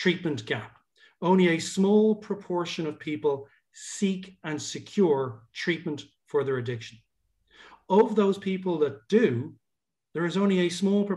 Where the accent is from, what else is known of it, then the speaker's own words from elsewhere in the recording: Ireland; also born or lived in Dublin; as an Irish guy